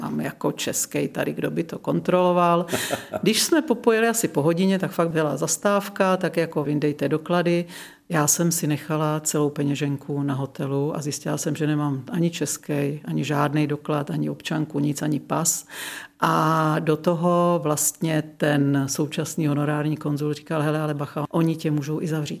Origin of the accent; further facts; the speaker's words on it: Czechia; now in Lázně Bělohrad, Czech Republic; Já jsem vyrostla na Šumavě